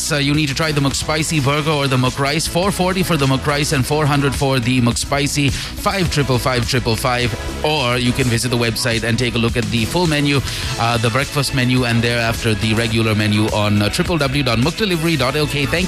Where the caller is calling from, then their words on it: Kuwait; I'm … from Kuwait.